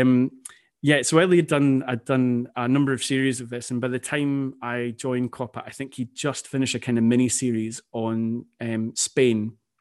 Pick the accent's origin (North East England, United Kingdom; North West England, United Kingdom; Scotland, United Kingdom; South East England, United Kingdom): Scotland, United Kingdom; being Scottish, Scotland is my national team